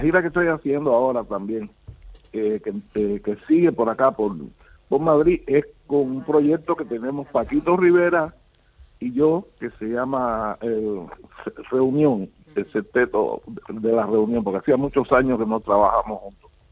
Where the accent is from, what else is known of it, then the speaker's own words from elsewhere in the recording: Cuba; also born or lived in Florida, United States; now in Benalmádena, Spain; yo soy isleño, yo soy cubano